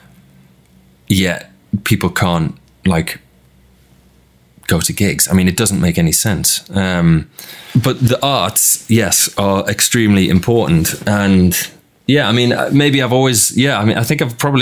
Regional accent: Newcastle upon Tyne, North East England, United Kingdom; growing up in Newcastle

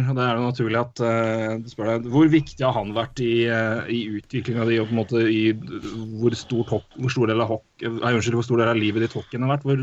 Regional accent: Lørenskog, Akershus, Norway; Jeg er født og oppvokst i Lørenskog

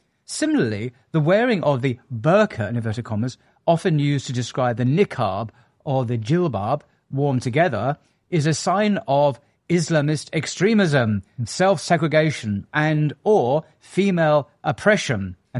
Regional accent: England, United Kingdom; I'm an Englishman.

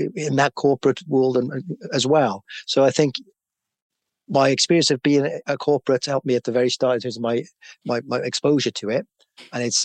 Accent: Cardiff, Wales, United Kingdom; moved away as an adult; also born or lived in London; I know a lot of people in that area where I was brought up

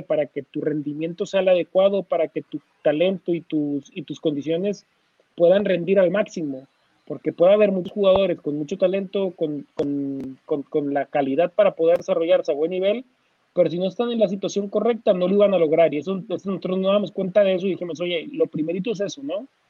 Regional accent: Torreón, Coahuila, Mexico; yo soy de Torreón

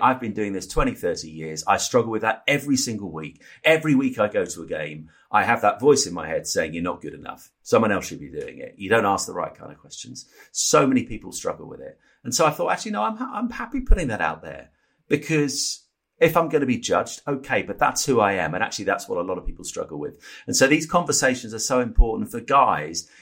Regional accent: Norfolk, East of England, United Kingdom; the village where I grew up in Norfolk

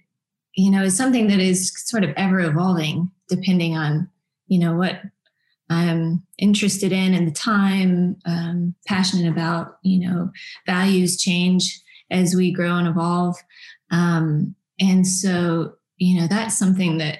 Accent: Nashville, Tennessee, United States; growing up in Nashville, around in a music community

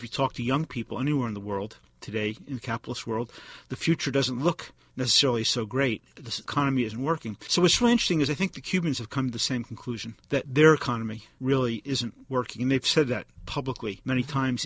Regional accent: East Coast, United States; now in Bay Area, United States; I grew up on the East Coast

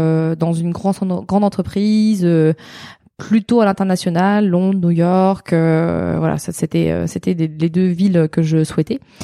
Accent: Alençon, Normandy, France; also born or lived in Caen / Montivilliers; j'ai passé de mes 5 ans à 17 ans euh, dans l'Orne, à côté d'Alençon

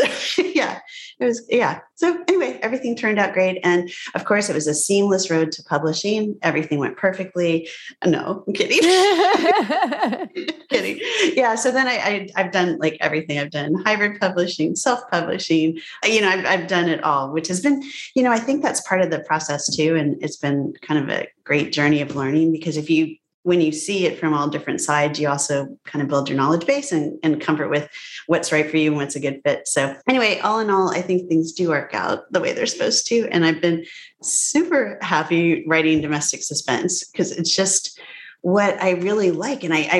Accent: Evanston, Illinois, United States; born there

